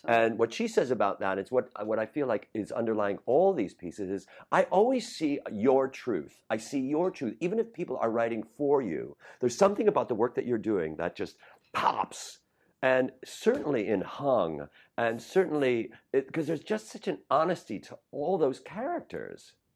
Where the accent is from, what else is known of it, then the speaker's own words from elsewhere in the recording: Chicago, Illinois, United States; I'm from Rogers Park